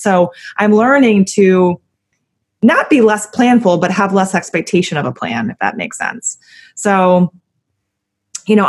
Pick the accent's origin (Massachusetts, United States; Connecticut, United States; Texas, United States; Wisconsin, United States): Connecticut, United States; moved away; also born or lived in Ohio / New York; I grew up in Connecticut and, you know, I lived in Ohio and I lived in New York